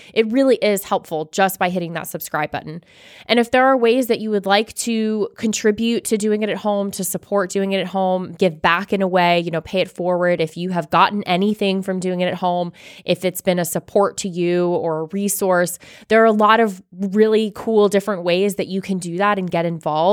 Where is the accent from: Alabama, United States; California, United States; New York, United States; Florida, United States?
Florida, United States; now in Georgia, United States; growing up in Florida